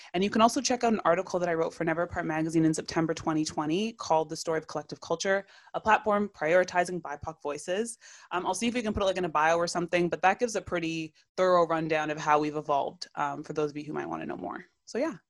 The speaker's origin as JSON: {"language": "English", "town": "Toronto", "region": "Ontario", "country": "Canada", "tie": "born or raised there", "said": "I, too, was born and raised in Toronto"}